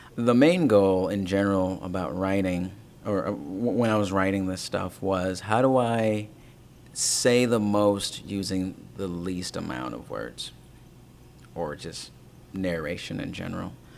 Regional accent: Tanzania; my home country of Tanzania

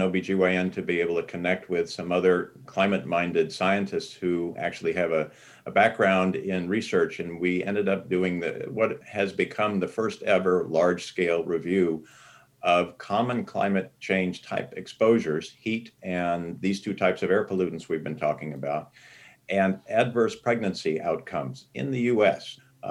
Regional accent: Los Angeles, California, United States; I grew up in Los Angeles in the San Fernando Valley, and air was something you could see on many, many days out of the year.

